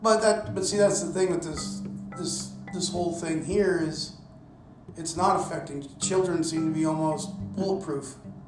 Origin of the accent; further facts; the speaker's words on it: the Bible Belt, United States; also born or lived in Liberia; I come from the Bible Belt and I've heard it all my life